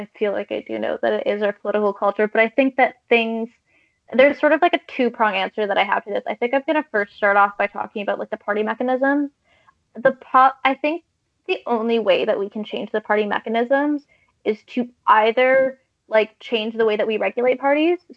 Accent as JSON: {"language": "English", "country": "Canada", "said": "as a Canadian"}